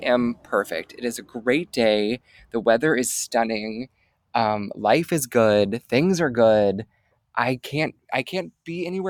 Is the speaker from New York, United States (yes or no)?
no; Cincinnati, Ohio, United States; moved away; my hometown of Cincinnati and Hamilton and Claremont counties